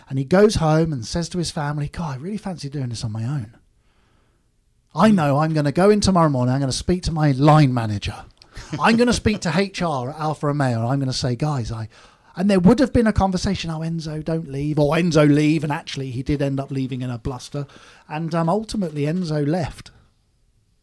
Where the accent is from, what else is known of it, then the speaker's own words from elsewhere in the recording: United Kingdom; moved away as an adult; now in California, United States; I'm a British guy, car builder based in the US